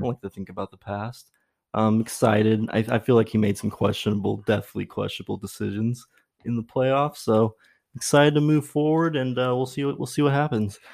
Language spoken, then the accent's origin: English; Brea, California, United States; also born or lived in Dallas, Texas; I grew up in Brea, so, like, um, between probably ninety-seven and two thousand one, lived in Brea